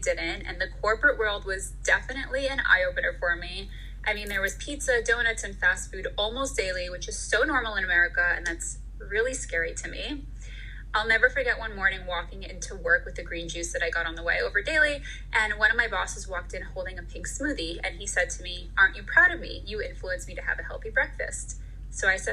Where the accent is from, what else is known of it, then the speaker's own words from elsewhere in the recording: Bergen County, New Jersey, United States; moved away; I grew up in Bergen County, New Jersey